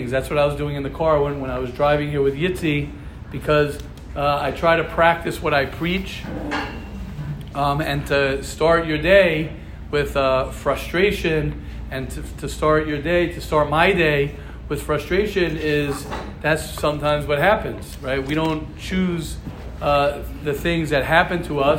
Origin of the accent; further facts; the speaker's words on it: United States; now in Israel; I grew up in America